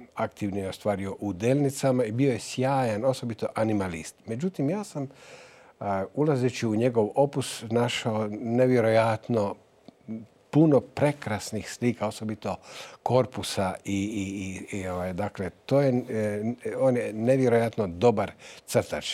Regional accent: Novalja, Lika-Senj County, Croatia; ja vraćam dug mome rodnom gradu, mome rodnom mjestu. Zapravo, ne radi se samo o novalji

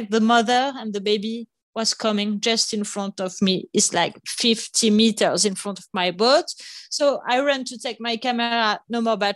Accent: Nice, Provence-Alpes-Côte d'Azur, France; English is a second language; also born or lived in Paris; Nice, so close by the sea in the south of France, when I was three years old. So my brother and I, we grew up nearby the sea

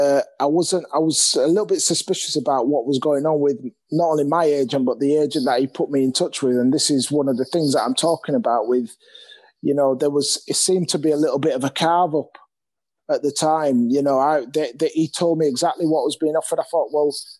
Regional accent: Leeds, Yorkshire and the Humber, United Kingdom; I'm actually from Leeds, so, you know, my family's here

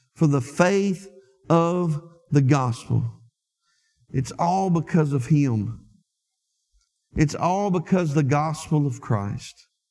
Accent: Lake Village, Arkansas, United States; moved away; when I go home to Arkansas and I get back to my hometown in Lake Village

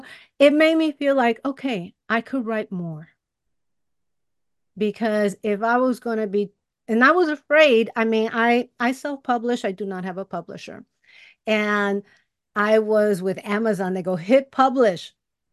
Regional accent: Chicago, Illinois, United States; I grew up in Chicago too. I grew up in Bucktown in the hood. It was the hood then. Now it's a nice neighborhood.

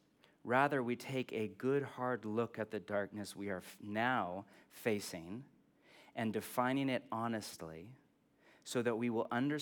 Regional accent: California, United States; I'm from California. Nothing to hope for because everything is great.

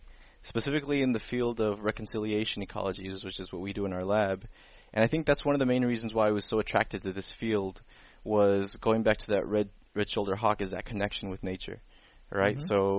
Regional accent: Paso Robles, California, United States; moved away as an adult; also born or lived in Guerrero, Mexico / Fresno, California; I was raised in Paso Robles for pretty much 15, 16 years of my life until I moved to Fresno for college.

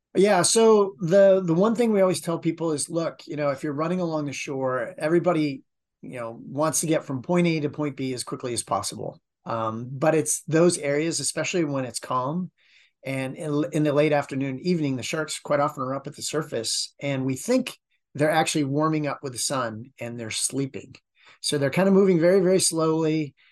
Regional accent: Martha's Vineyard, Massachusetts, United States; now in Long Beach, United States; most of my, uh, on-water experience came from growing up on Martha's Vineyard. So, I was an island kid

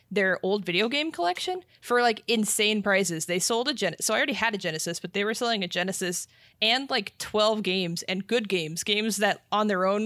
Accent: Las Vegas, Nevada, United States; I'm from Vegas

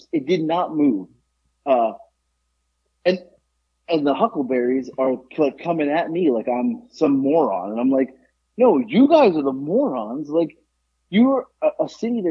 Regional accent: South Florida, United States; moved away; I'm not a Southerner. It's not who I am. So, you know, growing up in South Florida, you had to be quick-witted

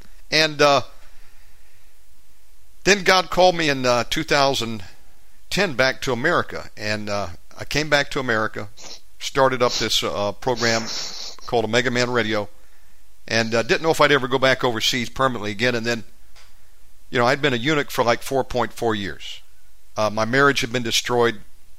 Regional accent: Georgia, United States; also born or lived in California / Alaska / Florida / Texas; Now, I'm an American, born and raised in Georgia, but we lived all over the country. I lived in California, Alaska, Florida, you name it, Texas.

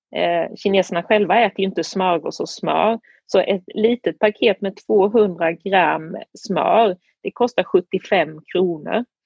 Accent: Sweden; moved away as an adult; also born or lived in Beijing, China; now in Tianjin, China

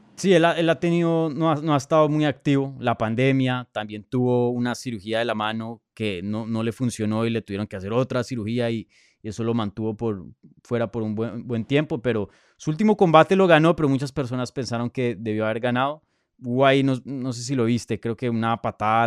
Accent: Colombia; yo soy colombiano

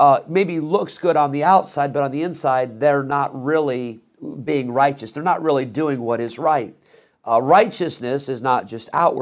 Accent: Rockford, Illinois, United States; also born or lived in Geneseo, Illinois; I grew up in Rockford

